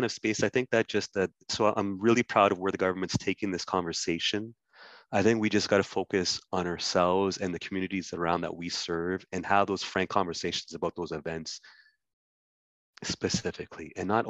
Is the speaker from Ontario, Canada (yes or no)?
yes; Ottawa, Ontario, Canada; I grew up in Ottawa, born and raised in Ottawa.